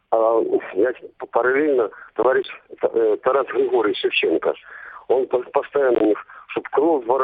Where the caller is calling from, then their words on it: Crimea, Ukraine; Я, кстати, с Крыма звоню.